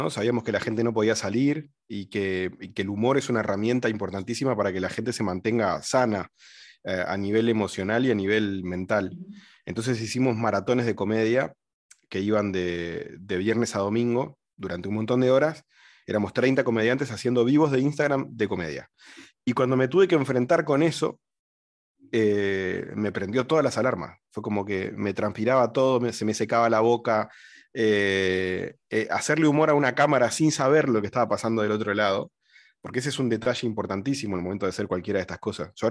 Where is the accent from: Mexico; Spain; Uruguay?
Uruguay; Vivo en Uruguay, soy uruguayo y, malagueño, vivo en el Pinar, en Ciudad de la Costa, a 40 minutos de la capital de, Uruguay.